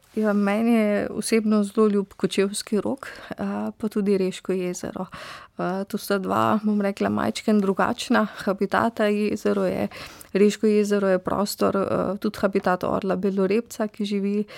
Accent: Styria, Slovenia; also born or lived in Ljubljana; iz Štajerskih koncev smo bili tudi eh, domači polskavi, eh, v bistvu v bližini gozda pod znožjem Pohorja

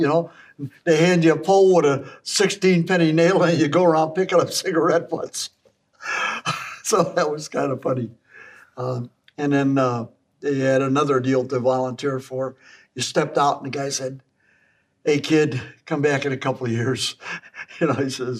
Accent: Chicago, Illinois, United States; Born and raised in Chicago.

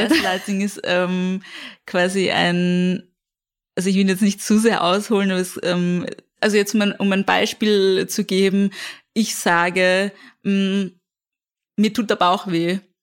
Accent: Vienna, Austria; ich komme aus dem 17. Bezirk

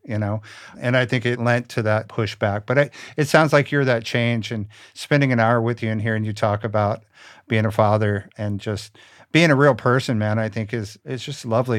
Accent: Richmond, Virginia, United States; moved away; I'm originally from Richmond, Virginia

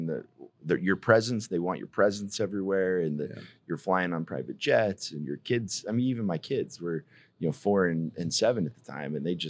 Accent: Aspen, Colorado, United States; we grew up in Aspen.

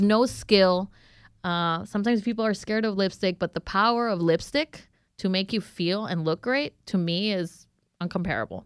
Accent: Honduras; moved away as an adult; now in Houston, United States; I am from Honduras

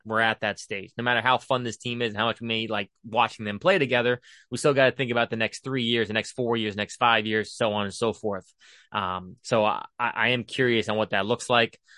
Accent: Indiana, United States; I was born in Indiana

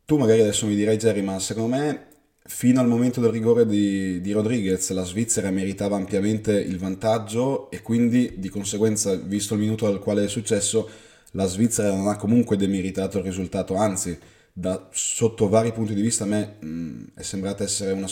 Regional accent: France; però da francese io penso che mm, mi avrebbe ben fatto sperare quella partita

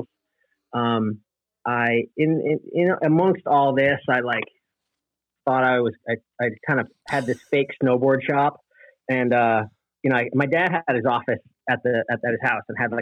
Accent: East Greenbush, New York, United States; I grew up in a little suburb called East Greenbush

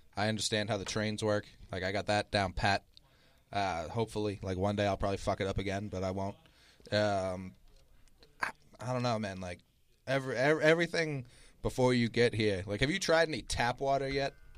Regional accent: Boston, Massachusetts, United States; I'm from Boston

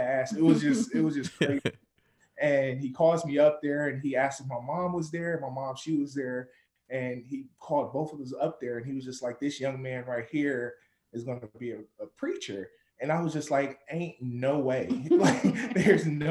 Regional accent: Detroit, Michigan, United States; now in Kentucky, United States; I'm from Detroit, Michigan

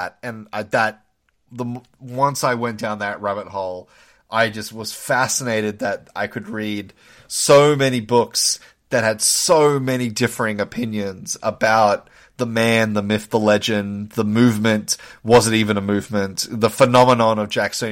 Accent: Australia; moved away as an adult; now in United States; being of Australian birth, we don't really learn a lot of American history in high school

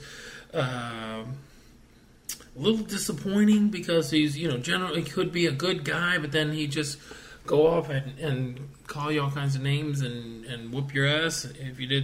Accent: Oviedo, Florida, United States; born or raised there

